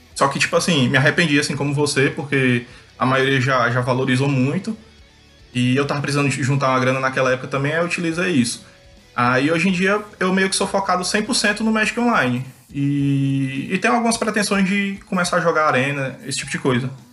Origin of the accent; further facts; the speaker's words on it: Fortaleza, Ceará, Brazil; sou de Fortaleza, Ceará.